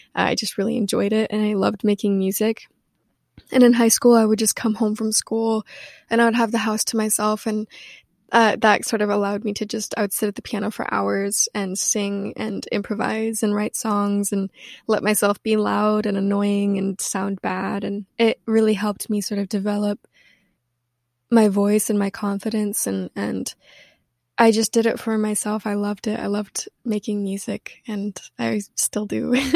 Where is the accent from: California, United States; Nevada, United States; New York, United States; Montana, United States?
Montana, United States; Missoula; moved away; also born or lived in Washington; I grew up in Washington and in Montana